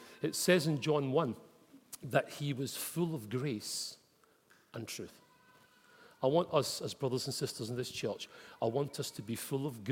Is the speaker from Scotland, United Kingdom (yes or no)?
yes; Glasgow, Scotland, United Kingdom; moved away; Growing up in Glasgow